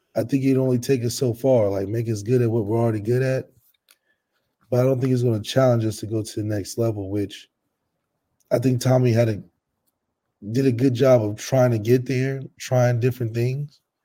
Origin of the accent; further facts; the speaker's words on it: Dayton, Ohio, United States; We're from Dayton